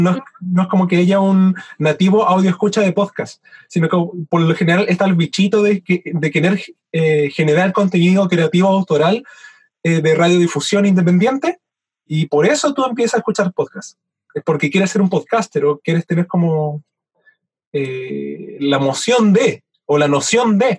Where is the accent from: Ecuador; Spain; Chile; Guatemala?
Chile; now in Valdivia, Chile; siendo chileno